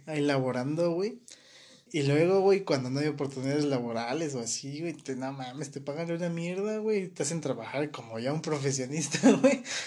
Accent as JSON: {"language": "Spanish", "country": "Mexico"}